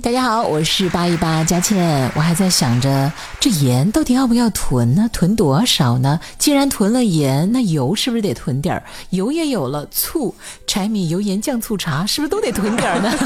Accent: Hunan, China; 我是湖南人

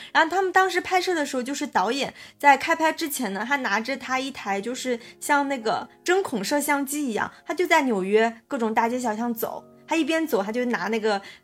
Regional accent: China; 杨就是我们中国人姓杨的那个杨

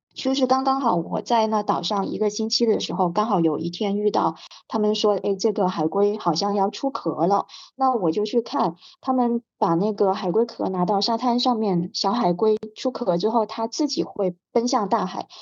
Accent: Hainan, China; 因为我是在海南出生的，那我舅舅是在旅游行业做的

